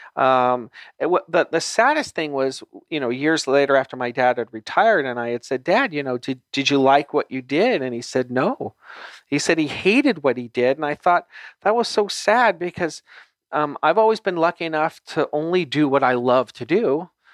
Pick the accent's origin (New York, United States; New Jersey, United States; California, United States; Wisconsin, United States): California, United States; Los Angeles; I grew up in Los Angeles